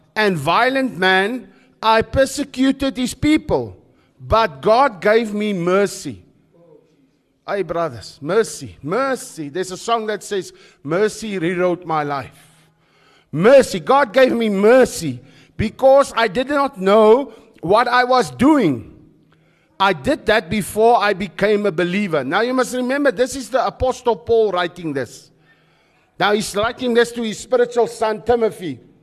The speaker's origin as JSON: {"language": "English", "town": "Krugersdorp", "region": "Gauteng", "country": "South Africa", "tie": "born or raised there", "moved": "yes", "lives_now": "George, South Africa", "said": "Where I grew up in the West in, in, in, in, in, in the West, in Krugersdorp, it was about survival."}